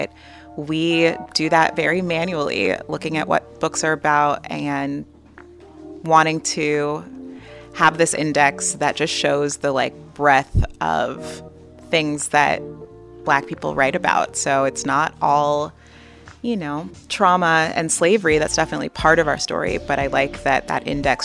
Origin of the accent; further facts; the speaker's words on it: Los Angeles, California, United States; I grew up here in South Central Los Angeles